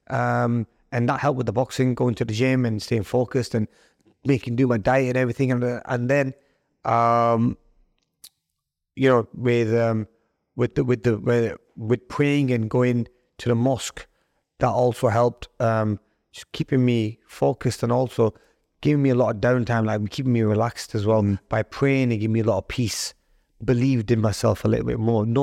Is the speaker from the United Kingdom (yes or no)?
yes; United Kingdom; I um, was raising the flag for Pakistan, even though I'm British. And I was proud of my dual nationality